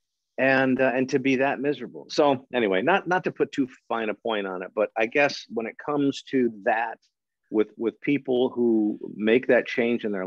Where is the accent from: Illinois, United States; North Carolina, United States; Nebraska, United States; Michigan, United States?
Michigan, United States; big Gretch in my home state